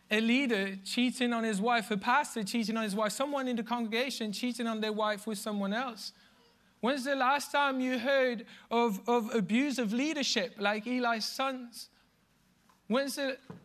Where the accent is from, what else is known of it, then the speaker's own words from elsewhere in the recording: Belgium; moved away; I'm from Belgium